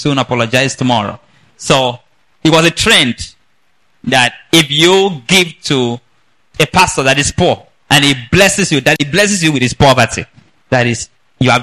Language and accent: English; Nigeria; I'm from Nigeria